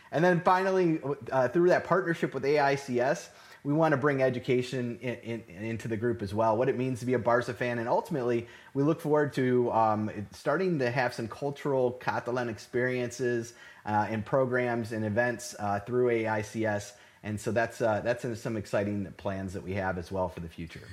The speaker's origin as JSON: {"language": "English", "town": "Cleveland", "region": "Ohio", "country": "United States", "tie": "born or raised there", "moved": "as an adult", "lives_now": "Houston, United States", "said": "originally born and raised in Cleveland, Ohio."}